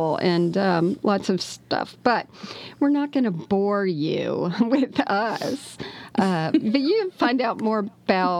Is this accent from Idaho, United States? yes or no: no; South Florida, United States; Bonnie and I grew up together in South Florida in a Baptist church